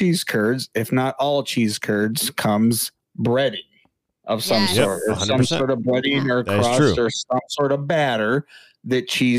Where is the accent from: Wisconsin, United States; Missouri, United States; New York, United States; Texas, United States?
Wisconsin, United States; we were little toddlers growing up in Wisconsin